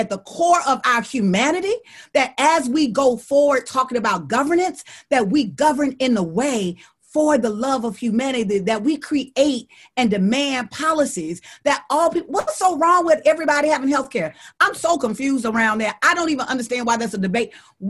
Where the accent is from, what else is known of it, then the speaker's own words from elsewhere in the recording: Deep South, United States; The reason why I know that is because I'm from the Deep South and we live with Trump every day.